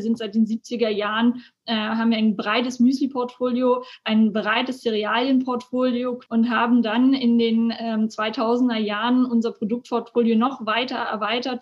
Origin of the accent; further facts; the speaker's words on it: Elmshorn, Schleswig-Holstein, Germany; Ich bin ähm, hier tatsächlich aufgewachsen